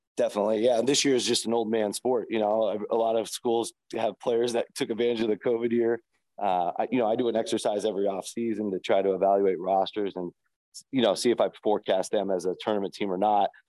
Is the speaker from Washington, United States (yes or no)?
yes; Seattle, Washington, United States; I grew up in Seattle